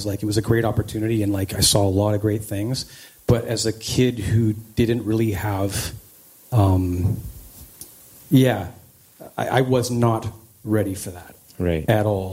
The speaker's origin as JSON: {"language": "English", "town": "Langley", "region": "British Columbia", "country": "Canada", "tie": "born or raised there", "also_born_or_lived": "New Westminster, British Columbia / Surrey, British Columbia", "said": "So I grew up I was born in New Westminster, BC, and my parents had me in like the Newton area of Surrey until I was about six. It was a pretty rough neighborhood. So we moved to a new area, Walnut Grove in North Langley, just along the Fraser River. And I still live in the same area, just down the street. It was a great place to grow up"}